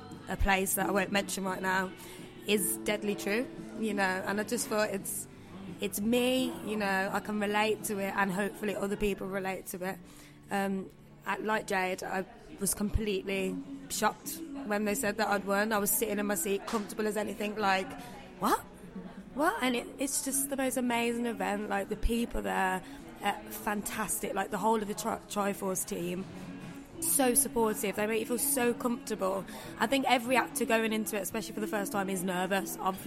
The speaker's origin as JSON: {"language": "English", "town": "Birmingham", "region": "West Midlands", "country": "United Kingdom", "tie": "born or raised there", "said": "I don't know whether it's just because it's my hometown"}